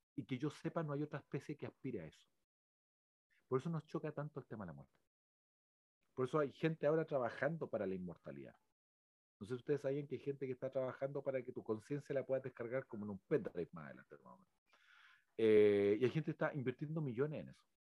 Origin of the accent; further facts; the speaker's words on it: Chile; todos los que somos chilenos